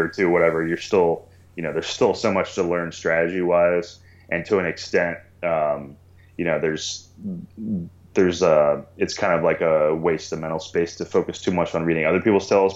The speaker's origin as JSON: {"language": "English", "region": "Maryland", "country": "United States", "tie": "born or raised there", "also_born_or_lived": "Albuquerque, New Mexico", "moved": "as an adult", "lives_now": "Portland, United States", "said": "I was born and raised in Maryland"}